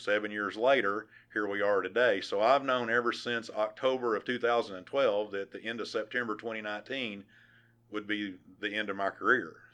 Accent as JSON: {"language": "English", "town": "West Fork", "region": "Arkansas", "country": "United States", "tie": "born or raised there", "said": "just typical little small town, and I actually uh, worked on a dairy farm whose owner was the fire chief in West Fork?"}